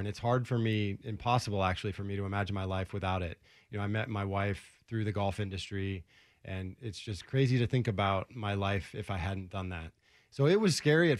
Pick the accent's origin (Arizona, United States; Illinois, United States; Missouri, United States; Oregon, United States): Oregon, United States; Portland; moved away as an adult; also born or lived in Orlando; I grew up in Southeast Portland